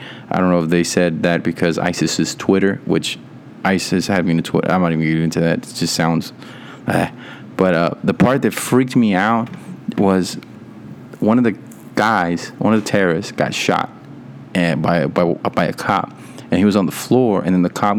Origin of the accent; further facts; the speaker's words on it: Texas, United States; I was born in Texas.